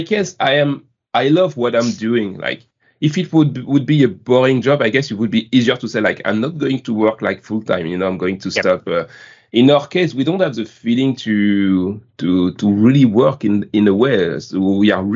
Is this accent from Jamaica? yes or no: no; France; accent: French; English is a second language; my beautiful French accent